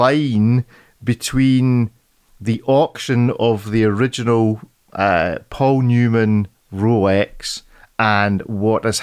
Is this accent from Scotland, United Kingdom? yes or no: yes; Scotland, United Kingdom; being a Scotsman stuck in the rain all the time